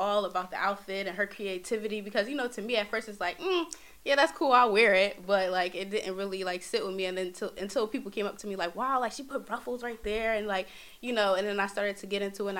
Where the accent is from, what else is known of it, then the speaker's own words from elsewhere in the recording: Philadelphia, Pennsylvania, United States; I'm from Philadelphia. Born and raised in Philadelphia